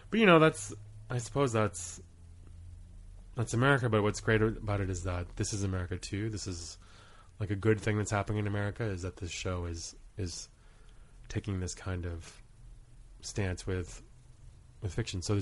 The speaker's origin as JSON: {"language": "English", "region": "Rhode Island", "country": "United States", "tie": "born there", "said": "I was born in Rhode Island. My dad was a oceanography student at URI, and my mom was a home ec teacher at the time."}